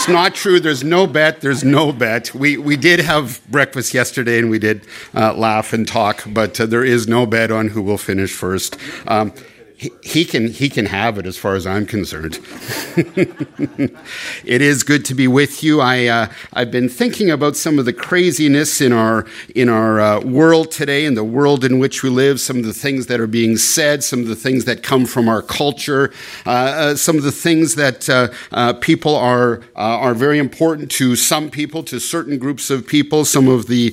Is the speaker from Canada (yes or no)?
yes; Canada; moved away; as a Canadian